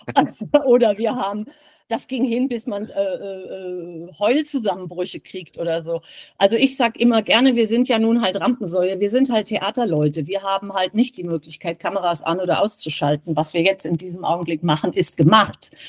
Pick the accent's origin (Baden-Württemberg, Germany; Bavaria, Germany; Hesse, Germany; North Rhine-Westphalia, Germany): Hesse, Germany; Giessen; Wir sind ähm, Gießener. Also wir sind in Gießen groß geworden